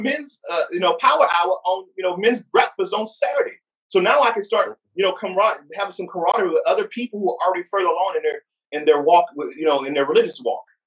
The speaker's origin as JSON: {"language": "English", "town": "Fayetteville", "region": "North Carolina", "country": "United States", "tie": "born or raised there", "said": "I grew up in Fayetteville, North Carolina, uh, you know, that's my early childhood experience"}